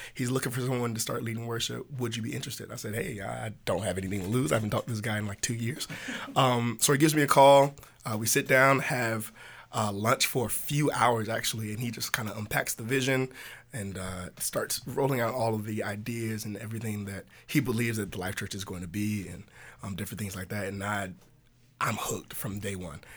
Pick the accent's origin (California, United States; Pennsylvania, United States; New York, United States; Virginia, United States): Virginia, United States; Hampton; now in Richmond, United States; in our hometown back in Tidewater. So he's from Chesapeake, and I'm from Hampton.